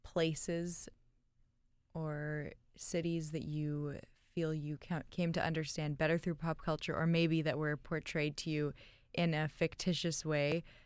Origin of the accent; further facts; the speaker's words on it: Toronto, Ontario, Canada; now in New York, United States; So I came from Toronto to New York and was thinking, like, this isn't how New York is supposed to look.